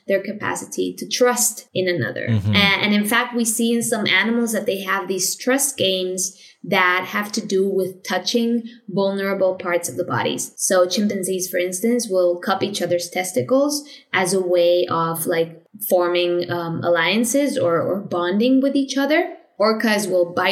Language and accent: English; Spain; also born or lived in Madrid / Vienna